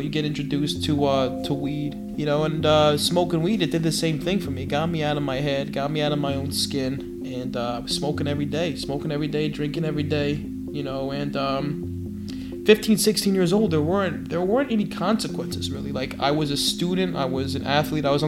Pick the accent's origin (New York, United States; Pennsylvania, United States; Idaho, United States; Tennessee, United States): New York, United States; New York City; also born or lived in Medellín, Colombia; I grew up in Flushing, Queens, and I was adopted into a Jewish family. Well, I was born in Colombia, in Medellin.